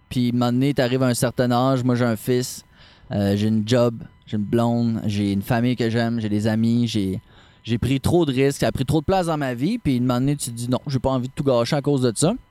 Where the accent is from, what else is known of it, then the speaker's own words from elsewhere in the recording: Quebec City, Quebec, Canada; moved away as an adult; also born or lived in Baie-Comeau; now in Charlevoix, Canada; Ma copine et moi, on vient de Québec.